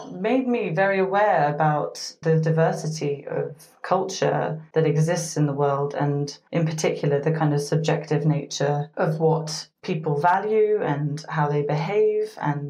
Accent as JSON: {"language": "English", "country": "United States", "tie": "born or raised there", "said": "I was born to British parents, but I grew up in the United States, and I've also spent a number of years living in different parts of the world."}